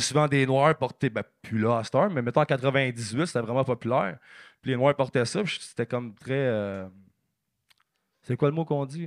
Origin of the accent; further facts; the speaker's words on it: Blainville, Quebec, Canada; je viens, de Blainville